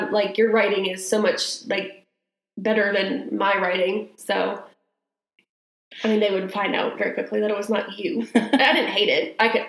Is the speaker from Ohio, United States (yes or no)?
no; Maine, United States; I am from Maine.